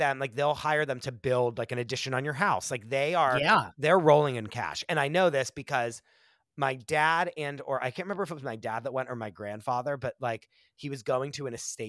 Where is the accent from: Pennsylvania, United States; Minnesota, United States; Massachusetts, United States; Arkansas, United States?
Pennsylvania, United States; I grew up in Amish country.